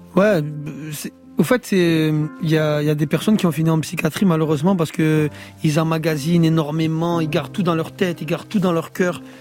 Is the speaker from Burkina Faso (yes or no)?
no; Marseille, Provence-Alpes-Côte d'Azur, France; je suis de Fond Vert